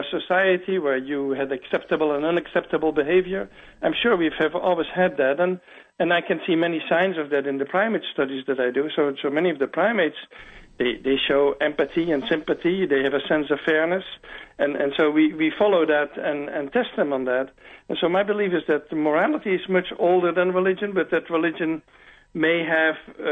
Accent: Netherlands; moved away as an adult; now in Atlanta, United States; I grew up in the Netherlands

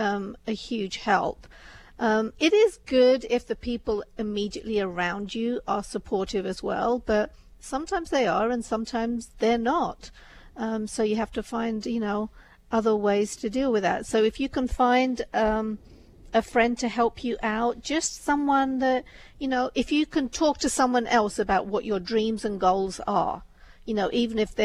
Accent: United Kingdom; I'm a British Indian

